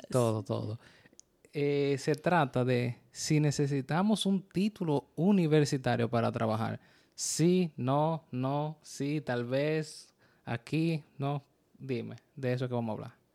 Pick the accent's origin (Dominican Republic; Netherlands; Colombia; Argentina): Dominican Republic; also born or lived in New York area; now in New York, United States; Somos una pareja dominicana viviendo el día a día en el área de Nueva York